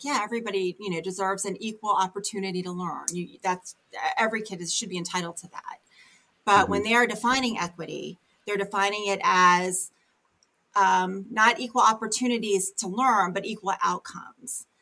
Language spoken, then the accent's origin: English; Fauquier County, Virginia, United States; also born or lived in West Palm Beach, Florida; I grew up in Fauquier County